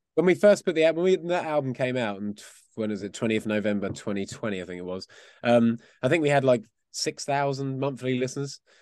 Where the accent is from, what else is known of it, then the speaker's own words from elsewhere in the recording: Essex, East of England, United Kingdom; We were actually from out, just outside of London, in a place called Essex